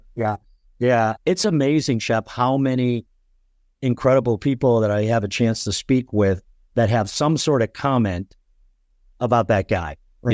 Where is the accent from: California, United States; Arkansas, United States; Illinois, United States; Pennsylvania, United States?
Illinois, United States; Chicago; moved away; also born or lived in Colorado; I was born in Chicago